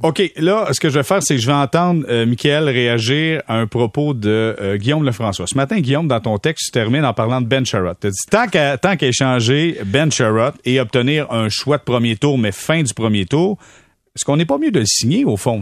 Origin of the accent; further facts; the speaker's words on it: Sorel-Tracy, Quebec, Canada; chez nous à Sorel, c'est une ville où euh, le hockey, on a ça dans les depuis tout le temps